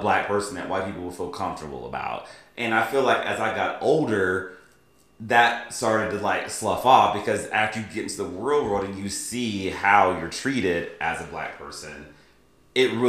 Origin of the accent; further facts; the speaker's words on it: the South, United States; I grew up in the South